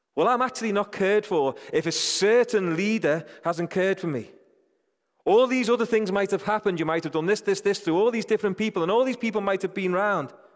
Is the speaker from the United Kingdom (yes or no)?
yes; United Kingdom; I think I'm British.